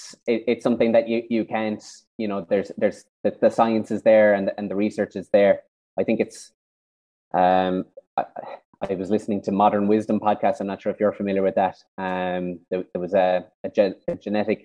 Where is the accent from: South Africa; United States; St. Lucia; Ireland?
Ireland; Kenmare, Munster; I'm from Kinmare down in South Kerry